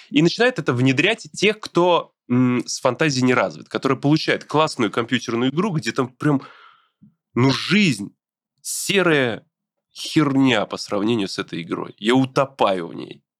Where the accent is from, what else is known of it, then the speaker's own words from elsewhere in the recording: Brest, Brest Region, Belarus; moved away; Я из Беларуси, из города Бреста.